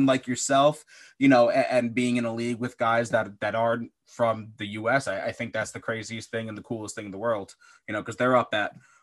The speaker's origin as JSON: {"language": "English", "region": "Pennsylvania", "country": "United States", "tie": "born or raised there", "also_born_or_lived": "Midwest", "moved": "as an adult"}